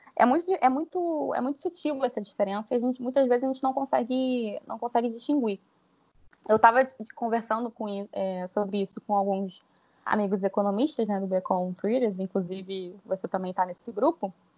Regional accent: Rio de Janeiro, Brazil; eu sou carioca

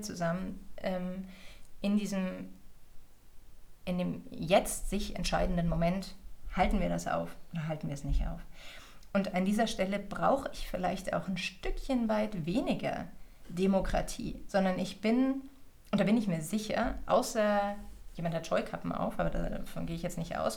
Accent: Germany; als Deutsche

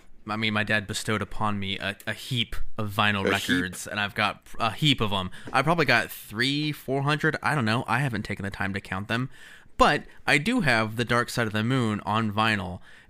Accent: United States; As is my right as an American.

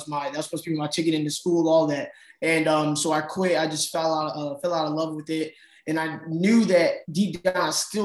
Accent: Chicagoland area, northwest suburbs of Chicago, Illinois, United States; I'm from the Chicagoland area, the northwest suburbs of Chicago.

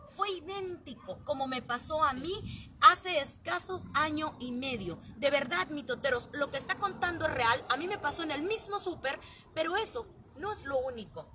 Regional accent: Sonora, Mexico; accent: Sonoran; no habla como cualquier sonorense, así que tenemos un modismo, tenemos un acento muy marcado nosotros

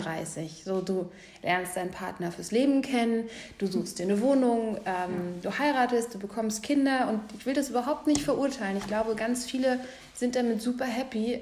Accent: Fulda, Hesse, Germany; moved away; ich komme aus Fulda

